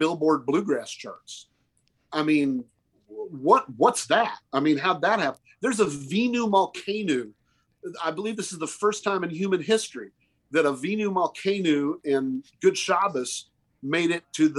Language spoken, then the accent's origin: English; the South, United States; also born or lived in Oklahoma; I was born and raised in the South.